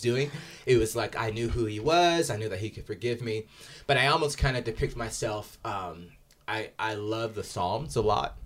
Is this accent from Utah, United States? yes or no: yes; Salt Lake City, Utah, United States; growing up in Salt Lake, the, the primary religion here is the L D S faith